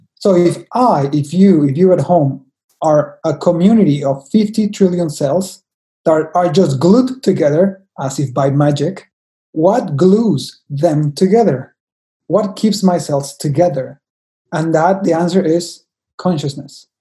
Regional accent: Mexico; I am from Mexico, I'm a Mexican

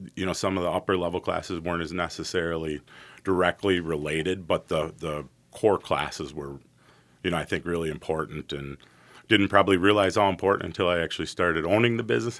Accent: White Bear Lake, Minnesota, United States; also born or lived in St. Paul, Minnesota; I was born in St. Paul, raised in White Bear Lake, Minnesota

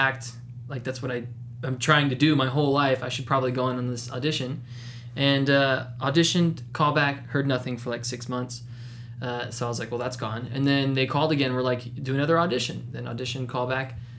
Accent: Kansas, United States; now in Los Angeles, United States; We're both originally from Kansas, so I guess, you know, hometown there, hometown here

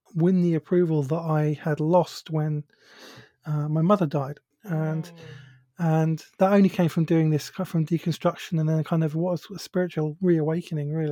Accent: United Kingdom; accent: British; if you recognize my accent, you'll know that I'm from the UK, so I have a British accent. I live near London.

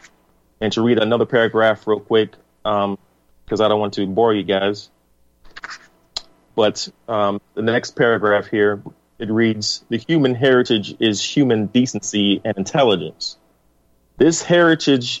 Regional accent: United States; I'm an American, your brother, your neighbor, a father, a patriot

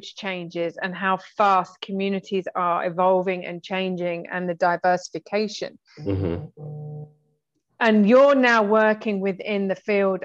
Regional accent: England, United Kingdom; I'm English

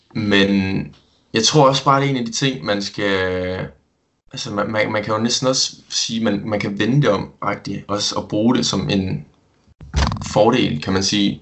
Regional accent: Esbjerg, Southern Denmark, Denmark; Jeg er 20 år gammel, og så kommer jeg fra Esbjerg

